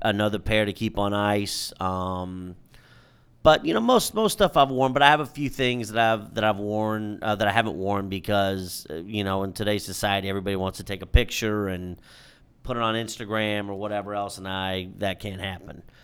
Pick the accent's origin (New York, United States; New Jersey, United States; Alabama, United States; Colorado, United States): New York, United States; New York City; We come from Harlem, New York